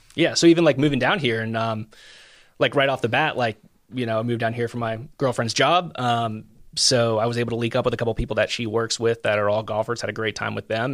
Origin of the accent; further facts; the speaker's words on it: Marietta, Georgia, United States; moved away as an adult; also born or lived in Statesboro, Georgia / Macon, Georgia / Indianapolis, Indiana; now in Eastern Tennessee, United States; I'm originally from Marietta, Georgia, which is a suburb of Atlanta, just north